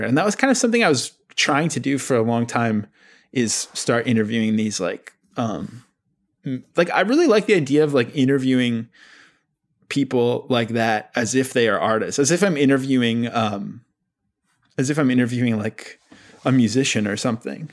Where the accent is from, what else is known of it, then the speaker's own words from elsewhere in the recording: Abbotsford, British Columbia, Canada; I grew up with in Abbotsford, B C.